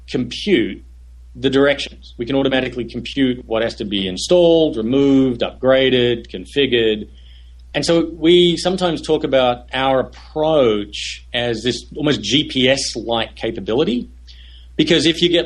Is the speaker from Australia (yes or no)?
yes; Australia; moved away as an adult; also born or lived in Silicon Valley; now in United States; I'm Australian. When I moved to Silicon Valley in early 96